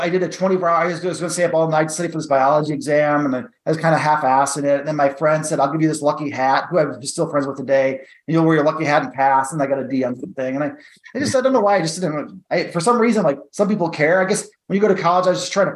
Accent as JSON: {"language": "English", "town": "St. Louis", "region": "Missouri", "country": "United States", "tie": "born or raised there", "said": "I grew up in St. Louis, Missouri, which is like in the suburbs of St. Louis, Missouri."}